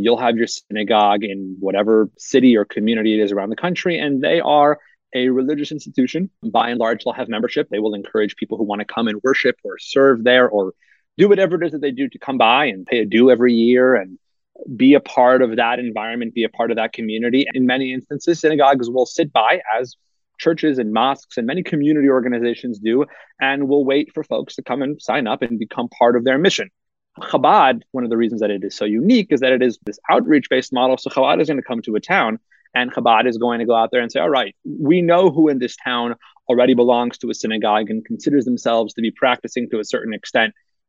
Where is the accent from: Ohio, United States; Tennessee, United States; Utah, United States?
Utah, United States; Salt Lake City; So I was raised in Salt Lake City, Utah, where I am fortunate enough to raise my own family now. My parents moved out here in the summer of 1992, weeks before my first birthday, to start a synagogue here in Salt Lake City.